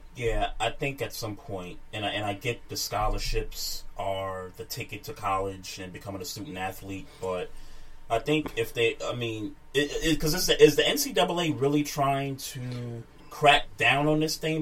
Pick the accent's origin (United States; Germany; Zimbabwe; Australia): United States; New York; when I grew up in New York